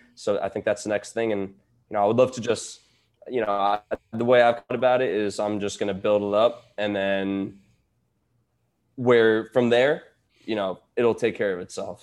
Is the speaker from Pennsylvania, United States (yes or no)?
no; New York, United States; I grew up in New York